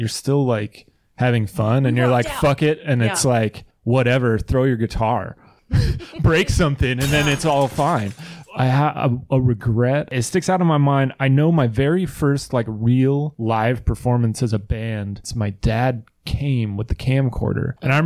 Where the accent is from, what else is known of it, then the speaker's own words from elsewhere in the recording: Hillsboro, Oregon, United States; I'm from Hillsboro